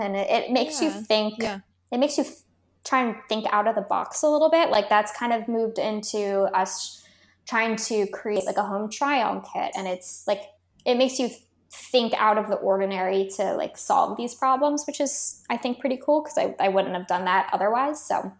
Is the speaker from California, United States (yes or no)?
yes; California, United States; now in Australia; we are based in Australia, but we're more so from California